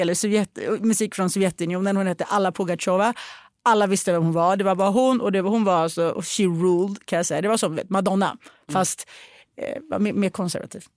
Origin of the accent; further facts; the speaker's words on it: Sweden; jag är svensk